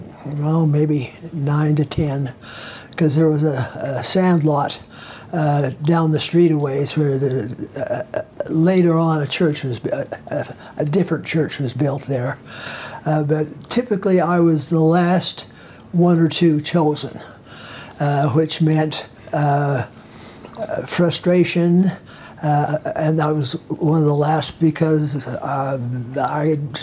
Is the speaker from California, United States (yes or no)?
no; Ogden, Utah, United States; We grew up in Ogden